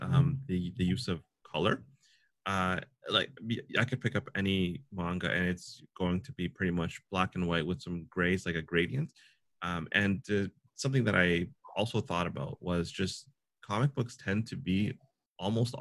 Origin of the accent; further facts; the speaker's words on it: Canada; being a Canadian